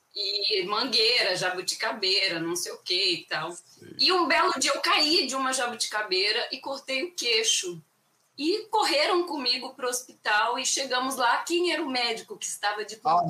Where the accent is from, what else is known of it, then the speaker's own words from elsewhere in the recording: Cuiabá, Mato Grosso, Brazil; moved away as an adult; Eu sou de Cuiabá, Mato Grosso, nascida e criada lá e morei lá 38 anos da minha vida sem arredar o pé para lugar nenhum